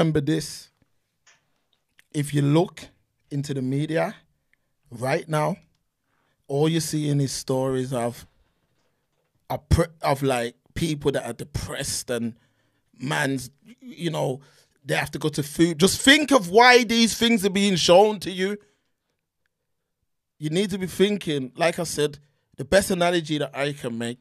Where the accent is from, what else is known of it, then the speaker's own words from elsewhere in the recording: Birmingham, West Midlands, United Kingdom; growing up in Brum